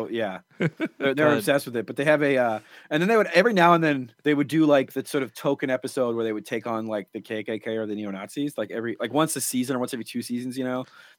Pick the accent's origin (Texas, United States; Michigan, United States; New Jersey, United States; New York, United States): Texas, United States; I grew up in Texas, and I had a very Christian grandmother.